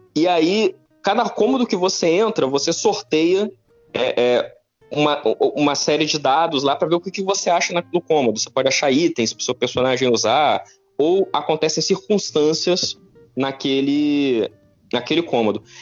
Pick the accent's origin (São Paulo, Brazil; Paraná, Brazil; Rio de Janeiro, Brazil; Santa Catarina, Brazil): Rio de Janeiro, Brazil; Petrópolis; eu cresci em Petrópolis, Petrópolis tem uma tradição forte de xadrez